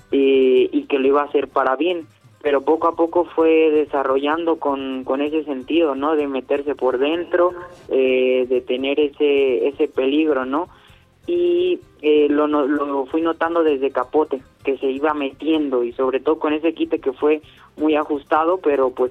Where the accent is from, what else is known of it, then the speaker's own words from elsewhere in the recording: Morelia, Michoacán, Mexico; Ya he tenido la fortuna de encerrarme con, con seis toros ahí en mi tierra Morelia, en este caso en la Monumental.